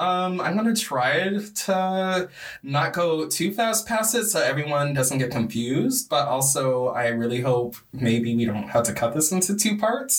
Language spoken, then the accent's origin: English; Michigan, United States; we're both from Michigan.